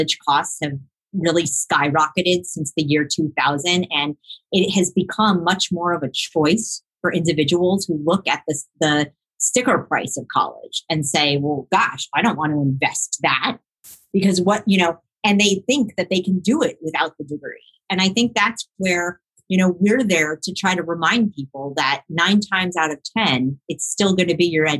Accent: Miami, Florida, United States; I grew up in Miami, and I grew up with a large Jewish community surrounding me in the South Florida area

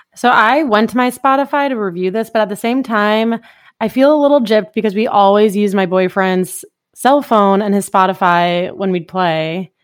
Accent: Toledo, Ohio, United States; I am born and raised in Toledo, Ohio.

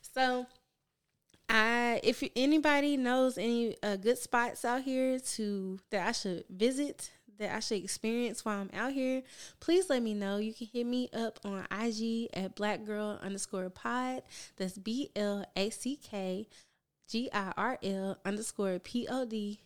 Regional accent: Memphis, Tennessee, United States; moved away as an adult; now in Houston, United States; I am from Memphis, Tennessee, born and raised

